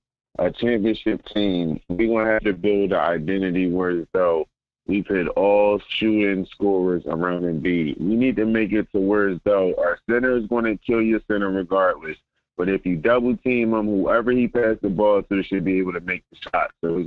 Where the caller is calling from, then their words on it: Philadelphia, Pennsylvania, United States; I'm from Philly.